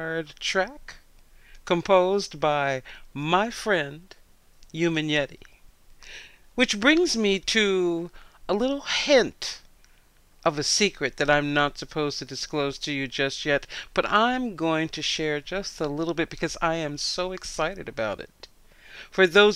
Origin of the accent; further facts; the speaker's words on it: Philadelphia, Pennsylvania, United States; in Philadelphia, Pennsylvania, my hometown